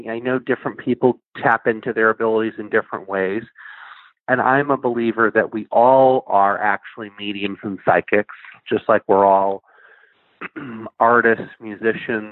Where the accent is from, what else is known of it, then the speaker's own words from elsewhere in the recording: Plainville, Massachusetts, United States; I grew up in Plainville, Massachusetts, which is just a small town.